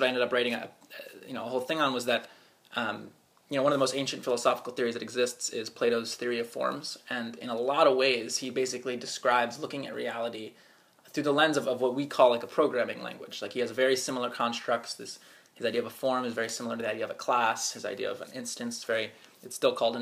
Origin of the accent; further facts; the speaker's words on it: Potomac, Maryland, United States; I grew up right outside of Washington, D.C. in a suburban town called Potomac